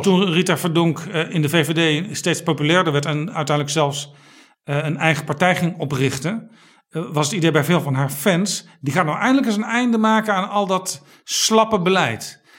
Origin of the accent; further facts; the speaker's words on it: Amsterdam, North Holland, Netherlands; Als inwoner van Amsterdam